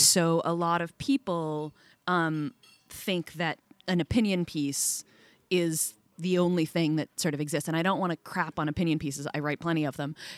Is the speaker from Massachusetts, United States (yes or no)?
yes; outside of Boston, Massachusetts, United States; I grew up outside of Boston